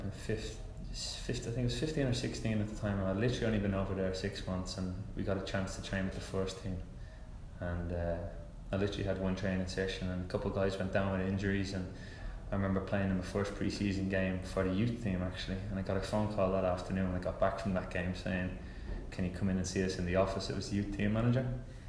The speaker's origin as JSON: {"language": "English", "country": "Ireland", "tie": "born or raised there", "also_born_or_lived": "England", "moved": "yes", "lives_now": "Atlanta, United States", "said": "it was always an Irish kid's dream growing up watching this kind of player, you know, being from your home country"}